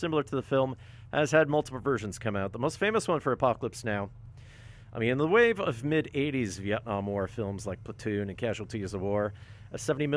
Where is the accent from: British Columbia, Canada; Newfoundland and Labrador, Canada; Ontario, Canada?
Ontario, Canada; Thunder Bay; I grew up in Thunder Bay. But my family grew up close to Joensuu, which is in North Karelia